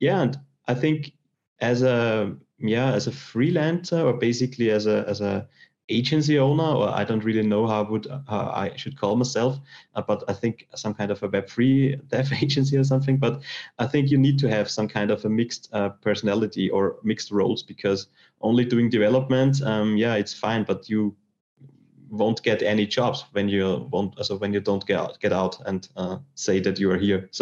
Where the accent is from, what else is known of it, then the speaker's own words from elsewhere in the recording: Austria; I'm from Austria and I did a technical school